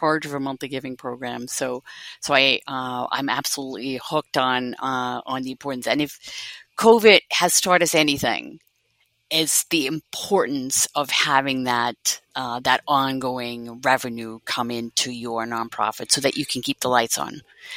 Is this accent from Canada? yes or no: no; Netherlands; moved away as an adult; also born or lived in Cape Cod, Massachusetts; now in United States; So I'm originally from the Netherlands. I've been here now 28 years, believe it or not, almost half my life.